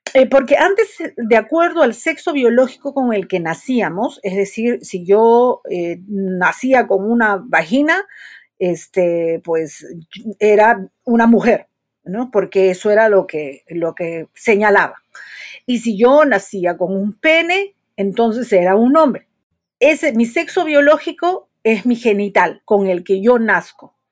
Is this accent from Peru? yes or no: yes; Peru; soy psicóloga, soy de Perú